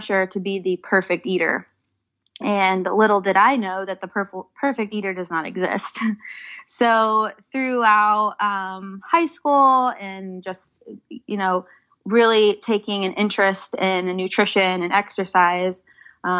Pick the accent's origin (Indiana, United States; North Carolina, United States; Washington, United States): Indiana, United States; Indianapolis; I was born and raised in Indianapolis